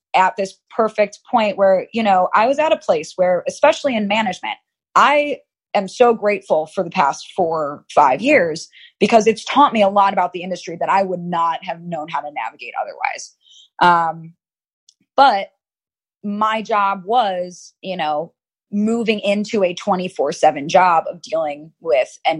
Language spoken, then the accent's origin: English; Chicago, Illinois, United States; moved away as an adult; also born or lived in Los Angeles; I'm from Chicago. I'm from the Midwest